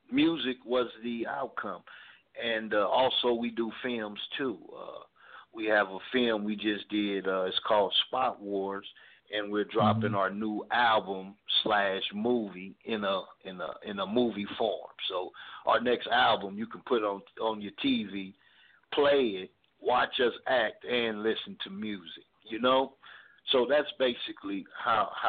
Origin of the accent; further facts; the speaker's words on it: Los Angeles, California, United States; We're from Watts, California. We're about the Nickerson Garden Projects